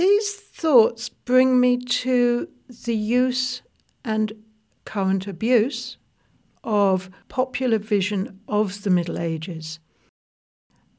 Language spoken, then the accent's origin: English; United Kingdom; As a British person